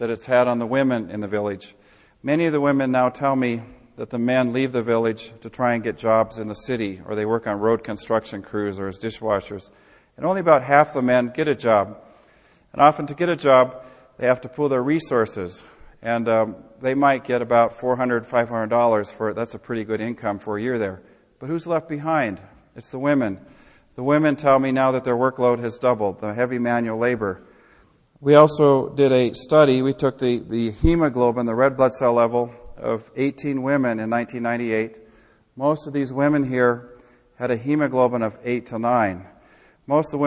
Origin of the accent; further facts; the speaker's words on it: Midwest, United States; I'm from the Midwest